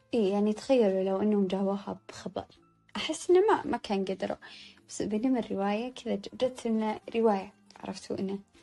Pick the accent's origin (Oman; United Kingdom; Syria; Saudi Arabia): Saudi Arabia; عندنا بالسعودية